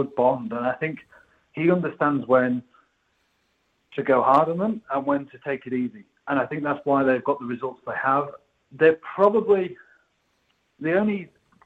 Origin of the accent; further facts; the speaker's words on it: England, United Kingdom; as an Englishman